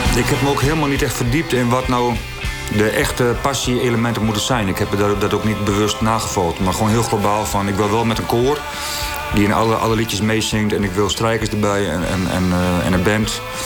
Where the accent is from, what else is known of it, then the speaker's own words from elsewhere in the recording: Netherlands; ik ben opgegroeid in Veen, eh, Een grensdorp tussen Groningen en Friesland